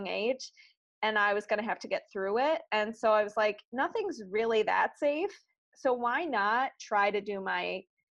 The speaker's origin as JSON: {"language": "English", "town": "Chicago", "region": "Illinois", "country": "United States", "also_born_or_lived": "Los Angeles", "moved": "as an adult", "said": "I'm originally from Chicago"}